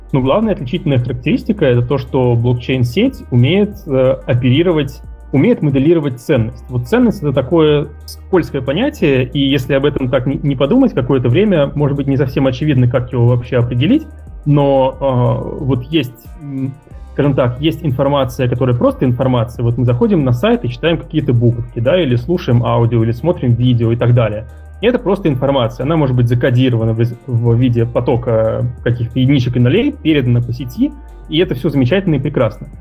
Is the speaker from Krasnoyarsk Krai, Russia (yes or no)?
no; Moscow, Russia; moved away as an adult; now in Luxembourg; я э, родился, вырос в Москве, закончил МГУ факультет ВМК